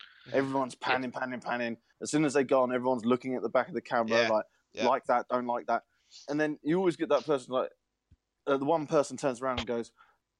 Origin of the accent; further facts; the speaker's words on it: near Lydden Hill, South East England, United Kingdom; I grew up near Lydon Hill